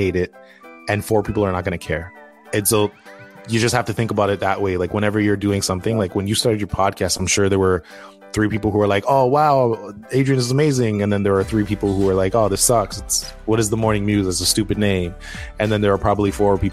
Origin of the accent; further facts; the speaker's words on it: Toronto, Ontario, Canada; growing up in Toronto